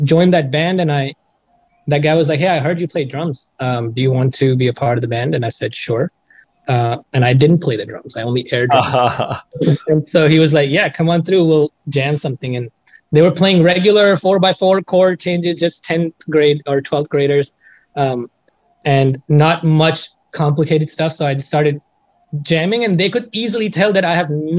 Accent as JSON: {"language": "English", "town": "New Delhi", "region": "Delhi", "country": "India", "tie": "born or raised there", "moved": "as an adult", "lives_now": "Seattle, United States", "said": "I was born and raised in India"}